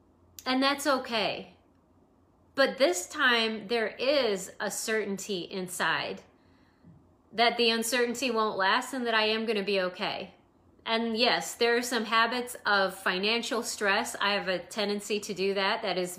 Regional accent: Idaho, United States; I used to be an Idahoan, and now I'm a Californian.

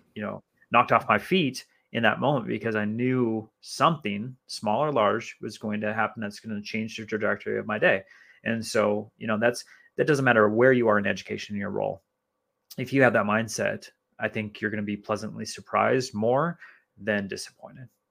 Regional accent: Minnesota, United States; moved away; growing up in Minnesota

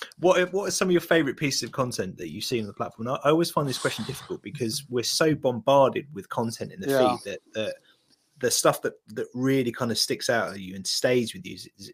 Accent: United Kingdom; I think us Brits.

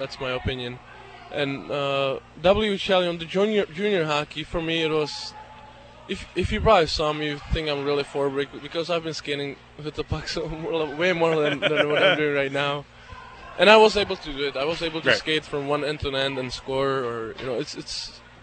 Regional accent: České Budějovice, South Bohemian Region, Czechia; English is a second language; also born or lived in Regina, Canada; now in Binghamton, United States; He played for my hometown, the top league, hockey club České Budějovice

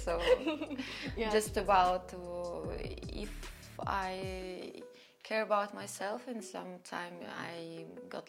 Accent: Russia; born or raised there

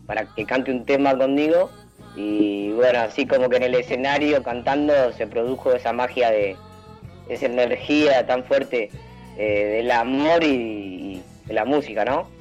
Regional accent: Elisa, Santa Fe, Argentina; yo soy de Elisa, Santa Fe

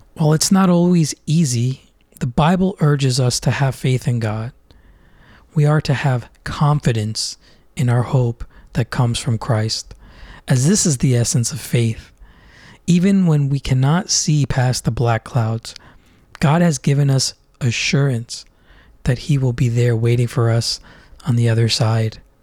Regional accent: Orlando, Florida, United States; now in Philadelphia, United States; warm and sunny Orlando, Florida, where I spent most of my life growing up

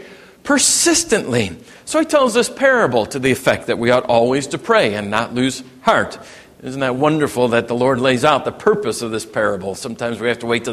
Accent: Cook County, Illinois, United States; I grew up in Cook County, Illinois

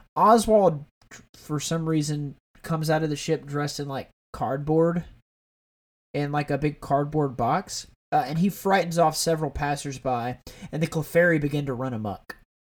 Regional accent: Alabama, United States; I'm from Alabama. I'm in, like, gun country.

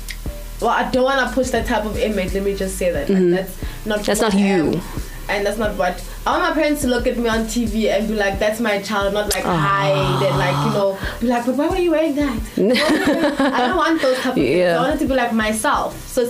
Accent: Soweto, Gauteng, South Africa; I'm from Soweto. {S1} Uh-huh. {S2} Born in Soweto. My parents are from Mpumalanga and KZN. So, yeah. But I am a Soweto baby, Shawela baby.

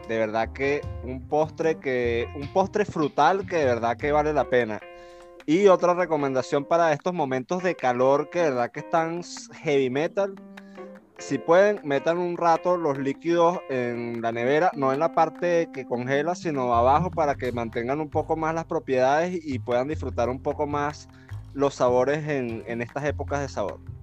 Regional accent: Caracas, Capital District, Venezuela; now in Chile; De Caracas, de la capital de, de, Venezuela

